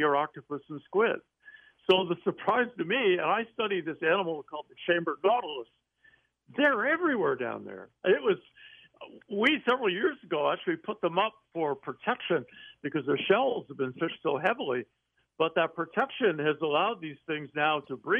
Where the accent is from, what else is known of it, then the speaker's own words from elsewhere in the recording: San Juan Islands, Washington, United States; I grew up in the American San Juan Islands, northwest Washington State